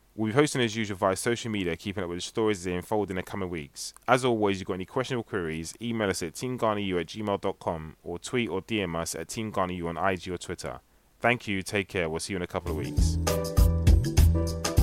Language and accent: English; United Kingdom; I'm British born